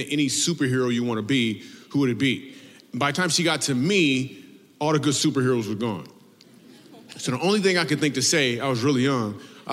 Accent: Michigan, United States; I grew up in Michigan

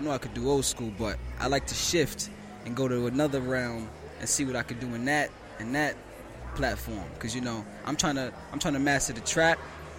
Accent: New York City, New York, United States; I was born in South Bronx.

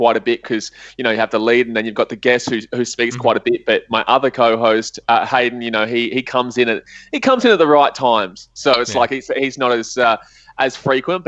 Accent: Australia; accent: Australian; now in Fiji; I've got an Australian accent, so I'm from Australia, but I'm currently living in Fiji

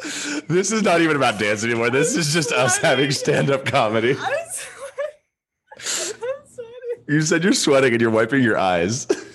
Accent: the South, United States; maybe it's just me being a male dancer growing up in the South

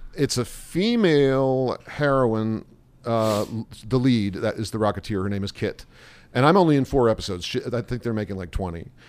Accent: Indianapolis, Indiana, United States; also born or lived in Columbus, Ohio / Chicago; now in New York, United States; I grew up in Columbus, Ohio, in Indianapolis, Indiana

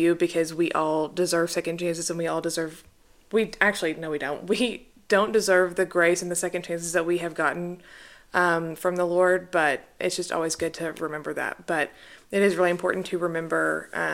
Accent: Conway, Arkansas, United States; born and raised in Arkansas

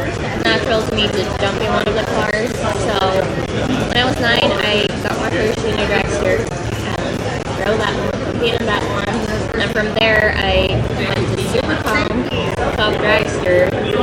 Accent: Norway; English is a second language; moved away as an adult; now in United States; So, I'm originally from Norway. I moved to California 4.5 years ago for school, but also, you know, to try to go racing here with NHRA.

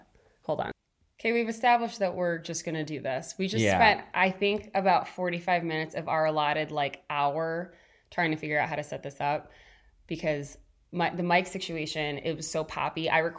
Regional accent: Saline, Michigan, United States; We grew up together in Saline, Michigan.

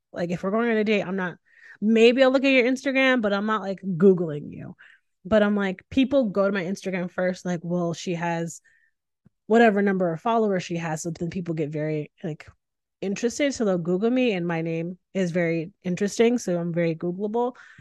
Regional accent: Northeast, United States; I'm from the Northeast.

